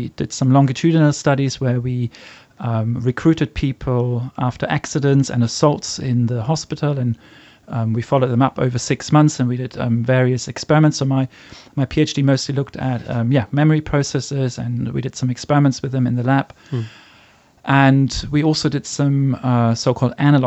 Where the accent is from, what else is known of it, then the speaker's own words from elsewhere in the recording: Frankfurt, Hesse, Germany; moved away as an adult; also born or lived in Kiel, Germany / London, United Kingdom; now in Singapore; I'm from Germany originally, from Frankfurt